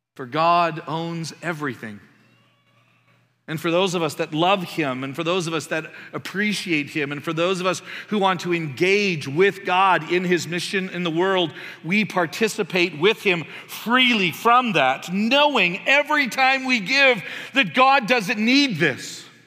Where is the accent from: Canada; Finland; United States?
Canada; moved away; I'm Canadian